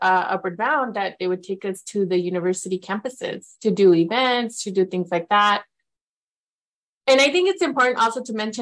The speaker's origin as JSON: {"language": "English", "area": "near Grandview, Yakima Valley", "region": "Washington", "country": "United States", "tie": "born or raised there", "said": "I went to the Grandview campus, which was the small satellite campus that was near my hometown"}